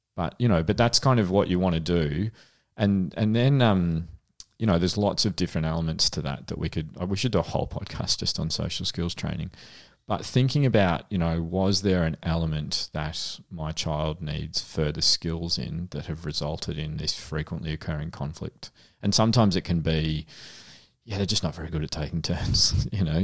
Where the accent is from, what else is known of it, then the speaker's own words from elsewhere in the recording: Frankston, Victoria, Australia; I grew up in Frankston